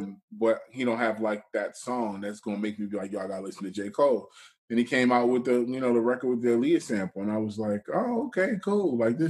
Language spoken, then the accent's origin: English; Jamaica; I'm Jamaican, so I call him Lucas Joyner.